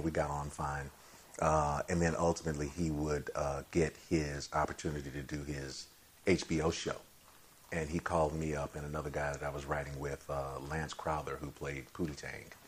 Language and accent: English; Chicago, Illinois, United States; I'm from Chicago as well.